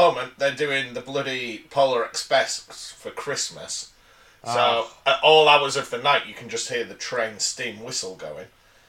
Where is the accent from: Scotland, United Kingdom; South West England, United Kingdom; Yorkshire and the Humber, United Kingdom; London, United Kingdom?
Yorkshire and the Humber, United Kingdom; as an Englishman and a Yorkshireman